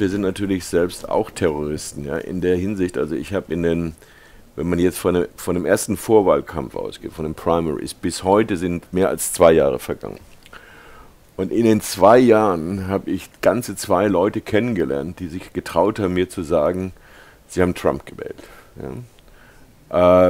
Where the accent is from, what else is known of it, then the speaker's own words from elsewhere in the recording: Germany; moved away as an adult; now in California, United States; ich bin 1948 in Deutschland geboren